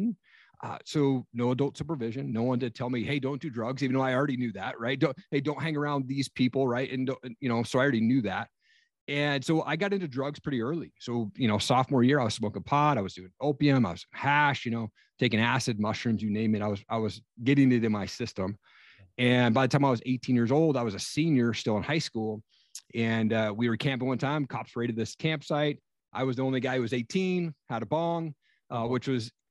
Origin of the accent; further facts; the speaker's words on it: Kennewick, Washington, United States; I grew up in Eastern Washington out in a small town called Kennewick